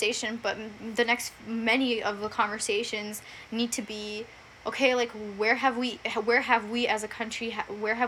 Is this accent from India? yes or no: yes; India; moved away; I'm from India